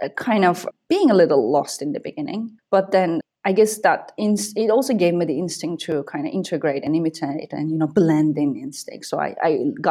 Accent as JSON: {"language": "English", "region": "Bursa", "country": "Turkey", "tie": "born or raised there", "also_born_or_lived": "Gaziantep, Turkey / Boston, United States", "moved": "as an adult", "said": "I was born in Bursa in the northwest of Turkey."}